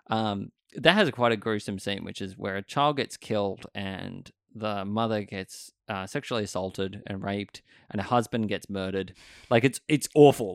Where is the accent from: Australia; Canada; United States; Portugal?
Australia; Sydney, New South Wales; I remember growing up here, and I grew up in Stanmore